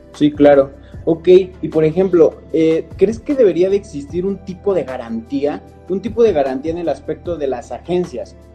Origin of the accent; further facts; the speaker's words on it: Toluca, State of Mexico, Mexico; aquí en Toluca, nosotros somos de Toluca